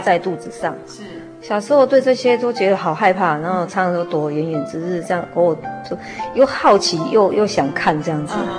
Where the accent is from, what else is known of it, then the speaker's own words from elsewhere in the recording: Zhunan, Miaoli County, Taiwan; 以前是住在，呃， 苗栗县竹南镇，啊。农凤里那边。从小是在那个传统的信仰家庭里长大的